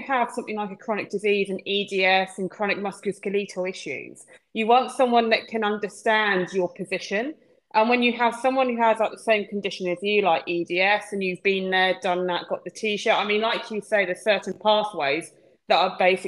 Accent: Kent, South East England, United Kingdom; I'm from Kent

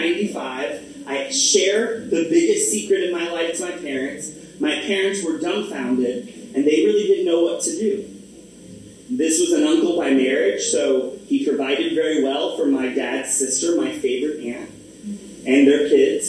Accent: Orlando, Florida, United States; when I was born in Florida. I'm from Orlando, Florida. I'm the first generation born in the United States.

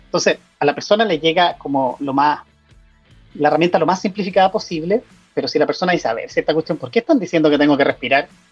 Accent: Chile; moved away as an adult; also born or lived in Italy; hace un par de años me fui de Chile, me especialicé afuera, en Europa, en Italia, viví cinco años

